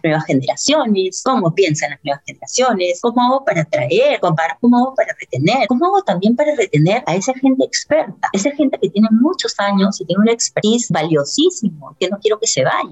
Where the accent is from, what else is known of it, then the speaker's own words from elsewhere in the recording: Peru; todos somos peruanos, al final acá todos somos peruanos